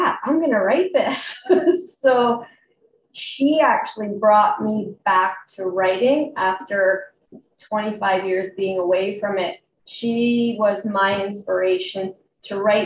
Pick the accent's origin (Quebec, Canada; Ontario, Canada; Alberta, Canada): Alberta, Canada; Calgary; I'm from Calgary, Alberta, Canada, right near the lovely Rocky Mountains